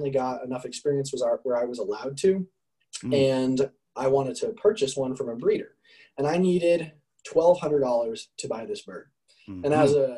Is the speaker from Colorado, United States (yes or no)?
yes; Parker, Colorado, United States; I grew up in Parker, Colorado. Been here my whole life.